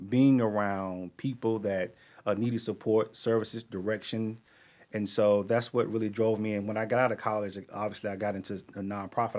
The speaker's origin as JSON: {"language": "English", "town": "Charlotte", "region": "North Carolina", "country": "United States", "tie": "born or raised there", "said": "I grew up in Charlotte"}